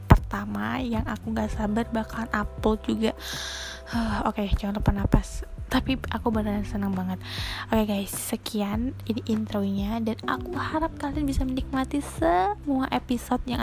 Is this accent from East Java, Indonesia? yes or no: yes; East Java, Indonesia; accent: medok; kan saya bukan orang Jakarta jadi bukan gak bisa bilang lo gue lo gue ini nggak bisa ini saya asli orang Jawa Timur jadi rada medok ya maafin ya kan ini kan namanya pembawaan lokal